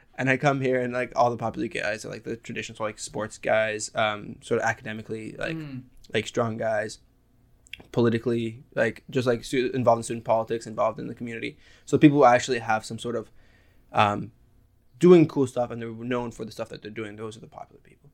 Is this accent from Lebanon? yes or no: yes; Lebanon; I grew up in Lebanon